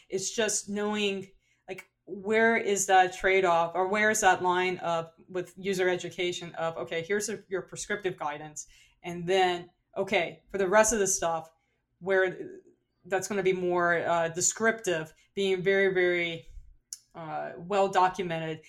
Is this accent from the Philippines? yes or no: no; New Orleans, Louisiana, United States; accent: New Orleans; my New Orleans accent